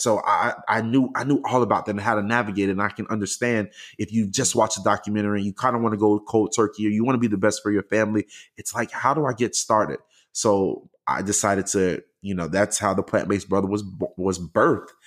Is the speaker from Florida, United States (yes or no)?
yes; Miami, Florida, United States; now in Houston, United States; I'm originally from the greatest place on earth, the United States of Miami